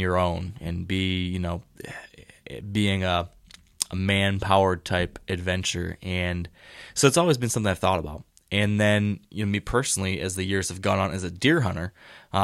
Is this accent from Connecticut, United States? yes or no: no; Michigan, United States; I've spent a lot of time in northern Michigan, my home state